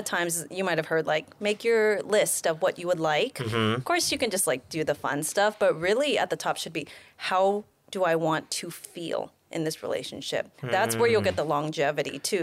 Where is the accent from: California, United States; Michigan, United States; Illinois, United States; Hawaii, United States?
California, United States; San Carlos; I was born in the Bay Area, San Carlos